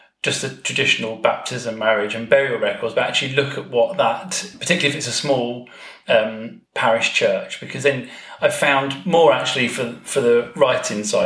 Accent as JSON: {"language": "English", "town": "Hastings", "region": "South East England", "country": "United Kingdom", "moved": "yes", "lives_now": "Kent, United Kingdom", "said": "I come from Hastings in East Sussex, but I now live in Kent"}